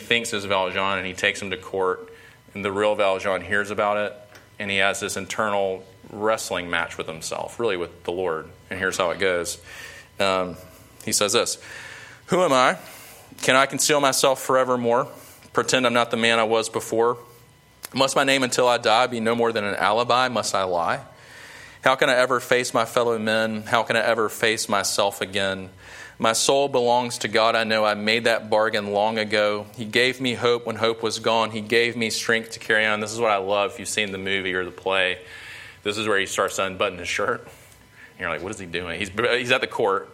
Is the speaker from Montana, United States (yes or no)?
no; Sumter, South Carolina, United States; I'm from Sumter, grew up in Sumter, South Carolina